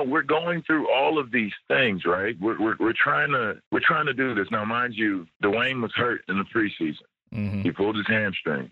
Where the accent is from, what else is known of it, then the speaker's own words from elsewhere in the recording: United States; moved away as an adult; I'm an American living in another country